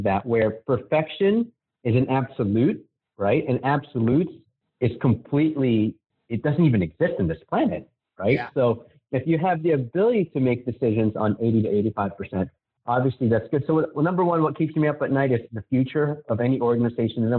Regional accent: Manila, Metro Manila, Philippines; now in United States; I was born and raised in Manila in the Philippines. And I came to America, obviously, with my parents.

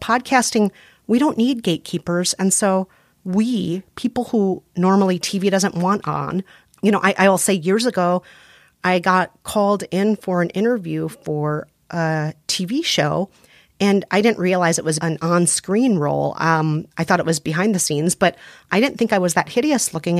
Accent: Minnesota, United States; accent: Minnesotan; I'm very Minnesotan. Yep. People hear the Minnesotan in me.

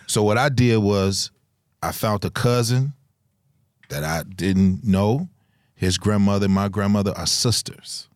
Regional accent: Chicago, Illinois, United States; moved away; we come from Chicago

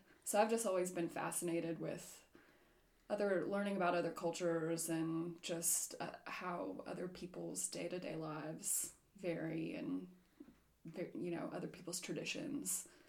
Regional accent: South Carolina, United States; moved away as an adult; also born or lived in New York City; I'm originally from South Carolina. And I've been traveling and working remotely for about 5 years now. Prior to that, I was living and working in New York City.

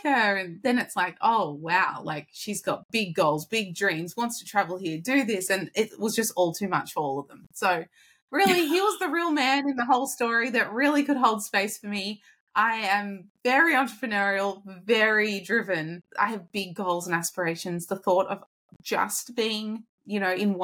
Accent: Australia; moved away; I am Australian, my husband's Californian

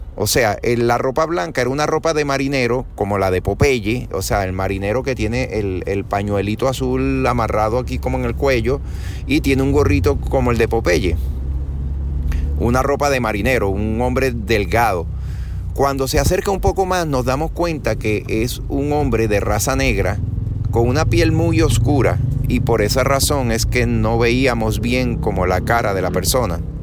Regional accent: Venezuela; also born or lived in Caracas; now in Puerto Rico; Yo vivo en Puerto Rico hoy día, pero yo soy de Venezuela. Yo nací, me crié en Venezuela.

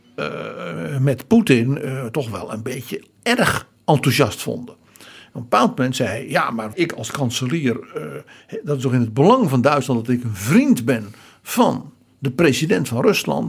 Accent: Netherlands

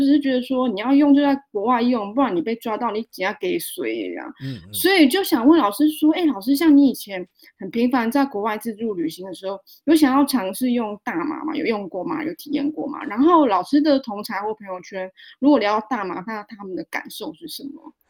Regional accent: Taiwan; 每次出国讲我来自台湾都会被误认为台联的泰国

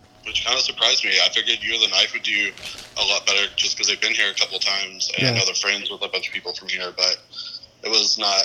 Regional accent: Louisville, Kentucky, United States; I'm from Louisville, Kentucky

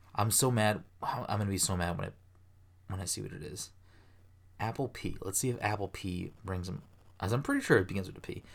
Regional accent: Ireland; I'm Irish

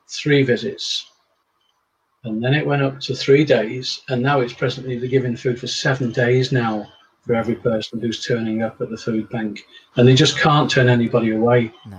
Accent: Chester, North West England, United Kingdom; No, I'm a Northerner. I was born in Chester, live in Cheshire.

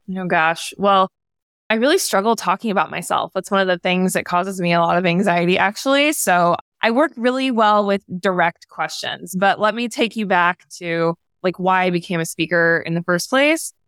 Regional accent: the South, United States; I was raised in the South

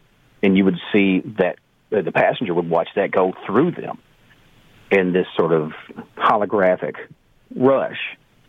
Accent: Canada; As a Canadian, you know there are certain stereotypes.

